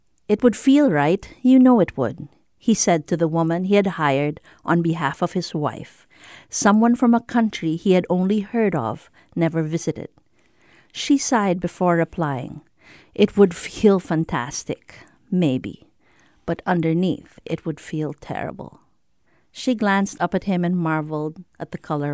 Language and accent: English; Philippines; moved away as an adult; also born or lived in United States; now in Singapore; I grew up and was raised by Filipino parents in the Philippines, and so I'm physiologically and culturally Filipino